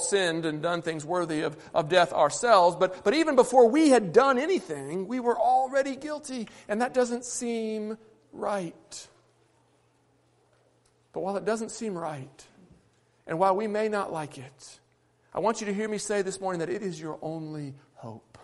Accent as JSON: {"language": "English", "country": "United States", "said": "I'm an American too."}